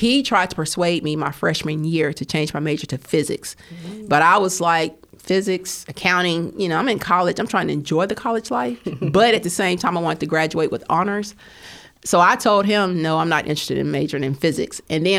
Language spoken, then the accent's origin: English; West Helena, Arkansas, United States; moved away; also born or lived in Huntsville, Alabama; I'm from West Holland, Arkansas, so the opportunities are very limited there.